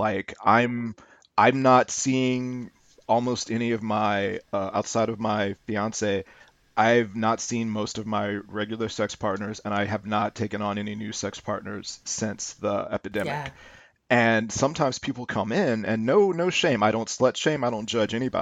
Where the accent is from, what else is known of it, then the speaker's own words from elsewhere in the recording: St. Louis, Missouri, United States; I'm born and raised in St. Louis, Missouri.